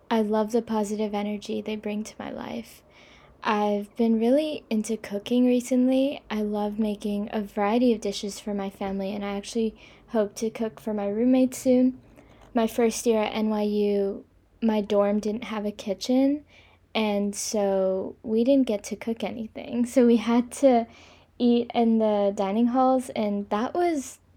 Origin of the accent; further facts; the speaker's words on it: India; also born or lived in Kobe, Japan / China / Singapore; now in New York City, United States; I'm 19 years old. I'm from India, but I was actually born in Kobe, a small city in Japan, and I've lived everywhere. I've lived in China, India, Singapore, and now New York City.